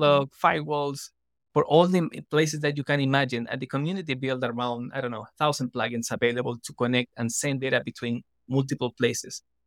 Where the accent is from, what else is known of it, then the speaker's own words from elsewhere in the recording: Chile; now in Costa Rica; I'm originally from Chile, now based in Costa Rica